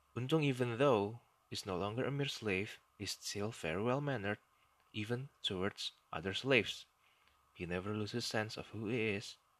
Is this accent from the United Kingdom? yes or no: no; Indonesia; first language Indonesian; English is a second language; occasionally I will speak in my native language, Indonesian.